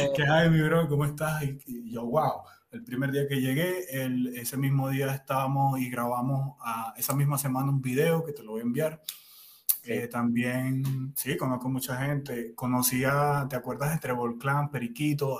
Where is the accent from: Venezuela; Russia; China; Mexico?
Venezuela; Cumaná, Sucre; moved away as an adult; also born or lived in Margarita Island, Venezuela; now in Colombia; Yo vengo de la costa de Venezuela, del oriente del país. Cumaná